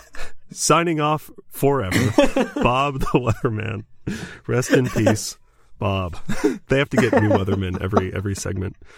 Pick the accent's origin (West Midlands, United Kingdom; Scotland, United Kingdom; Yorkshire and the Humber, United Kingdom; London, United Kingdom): Scotland, United Kingdom; I'm a Scottish dude